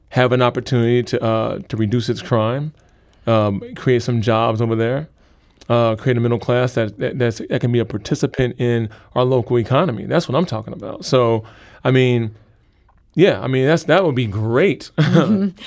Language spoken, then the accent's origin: English; St. Louis, Missouri, United States; I grew up in St. Louis